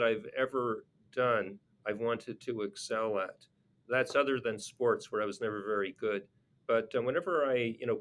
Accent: Montreal, Quebec, Canada; I grew up in Montreal

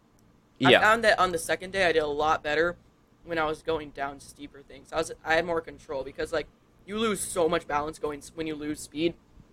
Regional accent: San Diego, California, United States; like San Diego area.

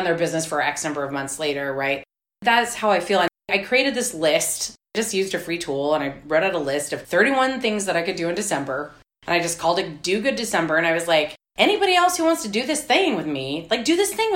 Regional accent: McAllen, Texas, United States; now in Austin, United States; I'm from South Texas, and my grandfather is a dry cleaner

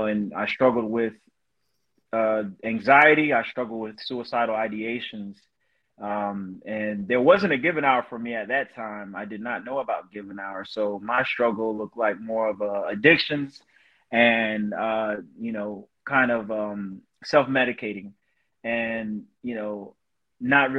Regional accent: Summerville, South Carolina, United States; moved away as an adult; I'm from Somerville, South Carolina. It's a town near Charleston, South Carolina, in the Low Country. You know, and I grew up there

